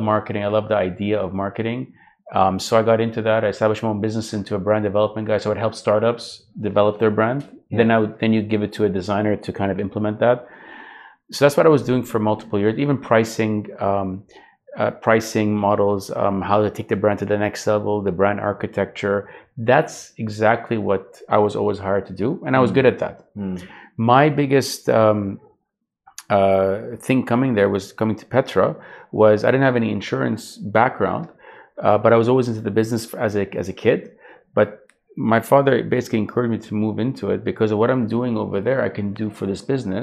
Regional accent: Vancouver, British Columbia, Canada; moved away as an adult; also born or lived in Jordan; now in Dubai, United Arab Emirates; I grew up in Canada, but grew up in Vancouver specifically.

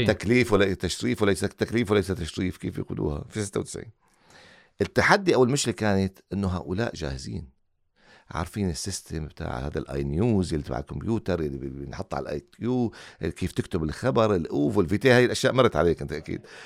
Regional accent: Syria; now in Qatar; وأنا خارج قطر يعني أنا سوري

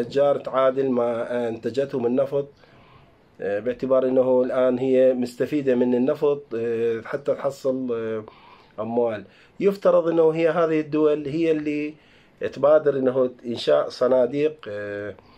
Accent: Iraq; احنا عندنا بالعراق

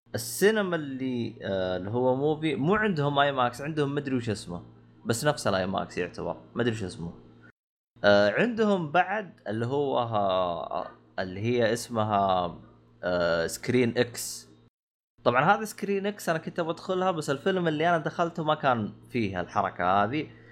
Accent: Saudi Arabia; عندنا بالسعوديه

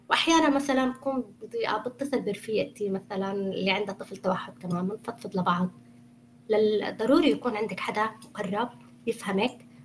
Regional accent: Syria; now in Canada; بعد ما صارت الثورة ما للأسف طلعت من سوريا

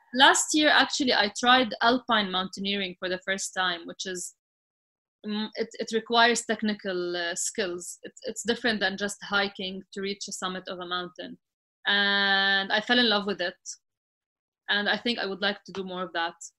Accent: Sidon, South Governorate, Lebanon; moved away as an adult; now in Dubai, United Arab Emirates; i grew up in, in Sidon, which, was, which is like a small city in Lebanon.

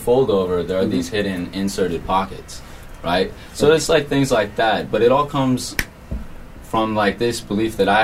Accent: United States; I was born in the United States, you know, growing up, alhamdulillah, I went to, like, an Islamic school, Arabic school

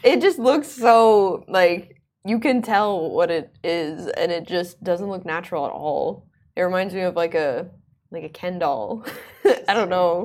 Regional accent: Oman; also born or lived in United States; I grew up in Oman most of my life

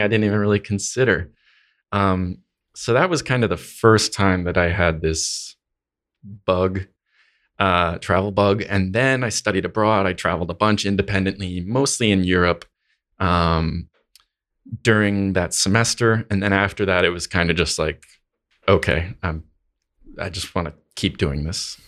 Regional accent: Connecticut, United States; I'm from Northeast, from New England, um, in the US, Connecticut

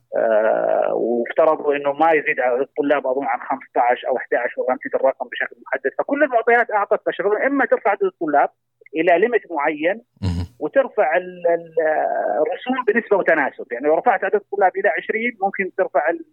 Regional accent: Saudi Arabia; عندنا في المملكة العربية السعودية

